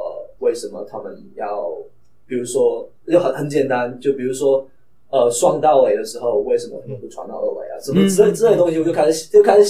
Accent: southern China, China; accent: heavy southern accent; 我的普通话又不是很好，对于那个国内的要求来话来说的话，因为我是非常南方的孩子嘛，然后我们的口音就非常重，无可救药的重

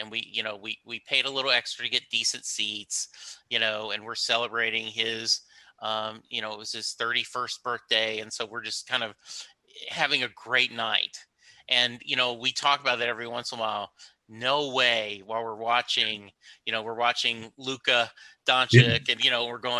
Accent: Louisiana, United States; while someone like me growing up in Louisiana, you know, like no idea.

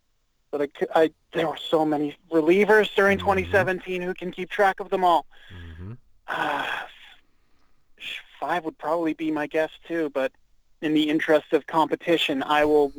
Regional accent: Canada; We're Canadian.

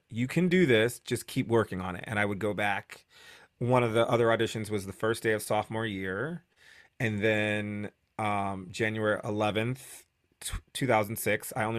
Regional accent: New Haven, Connecticut, United States; moved away; I'm from New Haven, Connecticut.

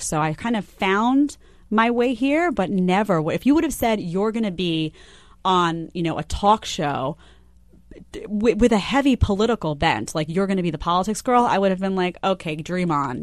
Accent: New York City, New York, United States; also born or lived in Fort Myers Beach, Florida; I grew up, I grew up in Staten Island, but I was in Manhattan all the time.

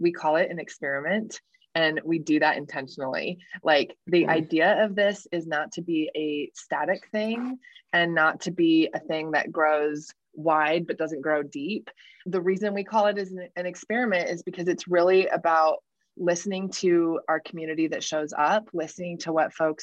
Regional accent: Salt Lake City, Utah, United States; moved away; I grew up in Salt Lake and I had lived away for a long time, and I had just returned to Salt Lake in 2020

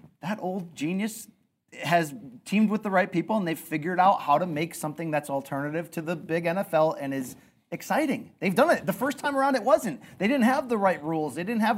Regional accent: Naugatuck, Connecticut, United States; I'm from Factory Town, Naugatuck, Connecticut

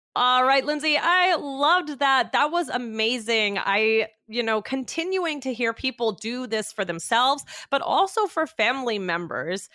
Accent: Sri Lanka; English is a second language; I'm from Sri Lanka

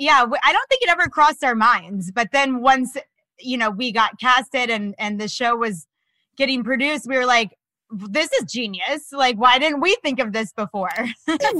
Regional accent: Florida, United States; also born or lived in Los Angeles; now in New York, United States; I'm from Florida originally.

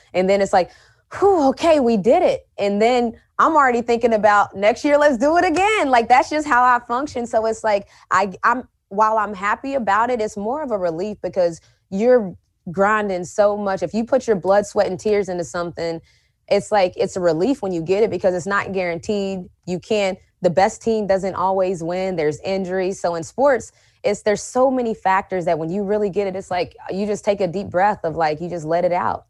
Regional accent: West Virginia, United States; growing up in West Virginia

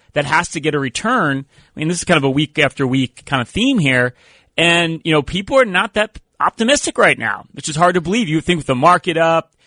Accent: Philadelphia, Pennsylvania, United States; we're from Philadelphia

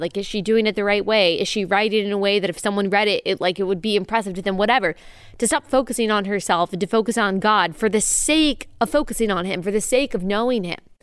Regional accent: Dallas, Texas, United States; moved away as an adult; also born or lived in Athens; my hometown of Dallas

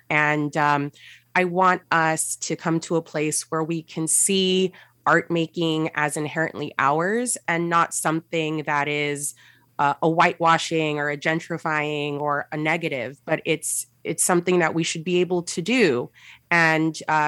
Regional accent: San Gabriel Valley, California, United States; I grew up in the San Gabriel Valley, which is like a 22 different cities that come together to make this big, huge valley east of east in LA. And very Latino, very Asian, very diverse.

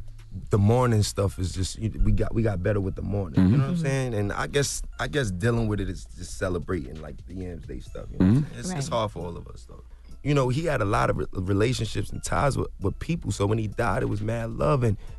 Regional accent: Baltimore, Maryland, United States; I'm from Baltimore, so it was like, you know what I mean?

